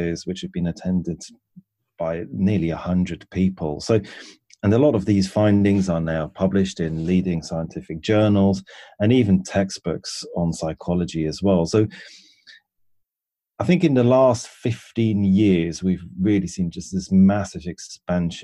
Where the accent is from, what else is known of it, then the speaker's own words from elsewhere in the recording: Switzerland; moved away as an adult; now in England; And I grew up in Switzerland, and at the age of about 19, I moved to England